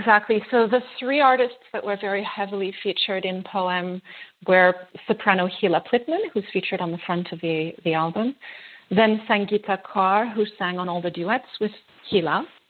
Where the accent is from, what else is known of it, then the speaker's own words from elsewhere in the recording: France; born there; I'm actually half Greek. My other half is French. I was born in France to a French mother.